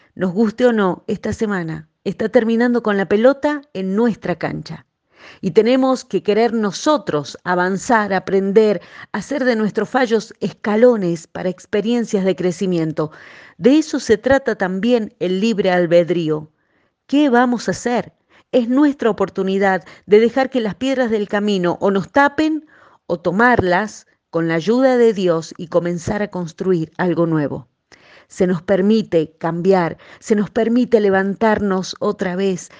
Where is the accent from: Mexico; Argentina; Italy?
Argentina; Aquí en mi país, en Argentina